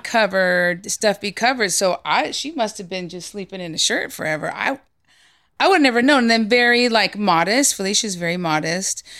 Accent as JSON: {"language": "English", "town": "San Jose", "region": "California", "country": "United States", "tie": "born or raised there", "said": "I was raised in the Bay Area"}